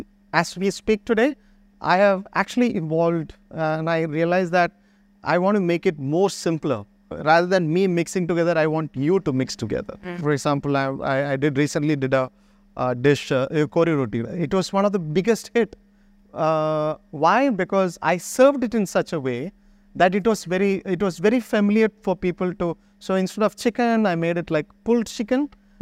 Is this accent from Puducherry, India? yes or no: yes; Mahe, Puducherry, India; Reference and the rice, you know, because I am from Mahe.